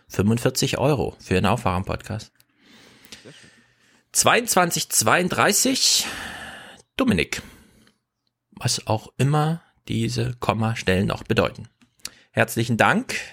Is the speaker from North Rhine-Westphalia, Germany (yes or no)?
no; Bavaria, Germany; Man kann sagen, ich komme aus Bayern.